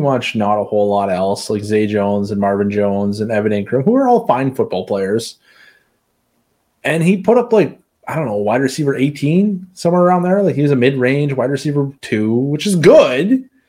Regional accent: Saskatchewan, Canada; I'm from Saskatchewan. We're pretty crude out there.

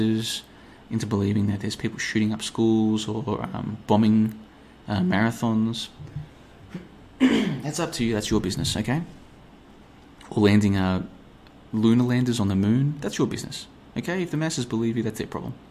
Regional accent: Australia; moved away as an adult; also born or lived in Africa / Asia; now in Europe; I grew up in Australia, crazy part of the world to grow up. Now I find myself in Europe

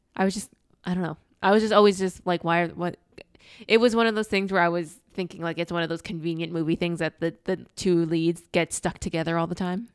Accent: Northeast, United States; we grew up in the Northeast

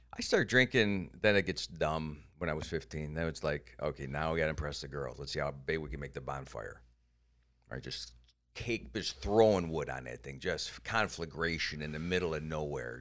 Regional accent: Cleveland, Ohio, United States; moved away; also born or lived in Iowa; I came from Cleveland

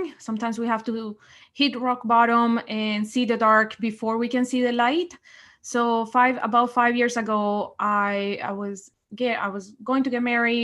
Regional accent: Colombia; English is a second language; now in Canada; I am from Colombia, and I've been in Canada 15 years now. I came in as a refugee 15 years ago.

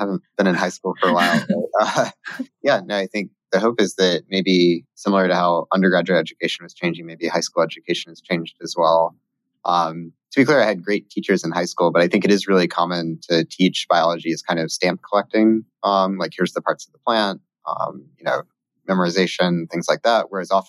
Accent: Georgia, United States; moved away as an adult; Yeah, so, well, I was originally from Georgia, although I don't have the accent.

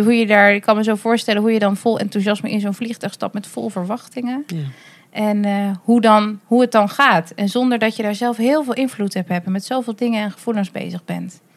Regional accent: Drenthe, Netherlands; Ik ben zelf opgegroeid in Drenthe.

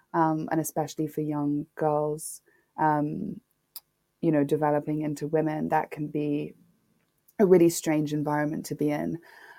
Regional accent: Nairobi, Kenya; having a black father growing up in Nairobi, I'm from Kenya, I'm half Kenyan.

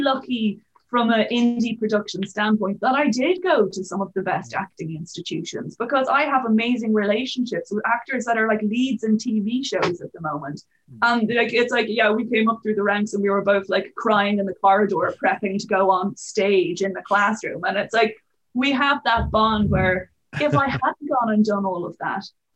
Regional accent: Ireland; moved away

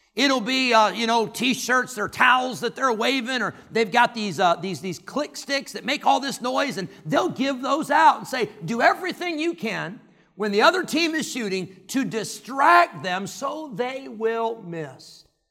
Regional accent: Rockford, Illinois, United States; I grew up in Rockford, Illinois

